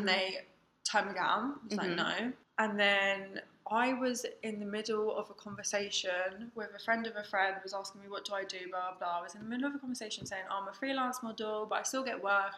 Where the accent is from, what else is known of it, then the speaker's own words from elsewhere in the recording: Eastbourne, South East England, United Kingdom; also born or lived in Lewes; I went to Lewis College and I'm from Eastbourne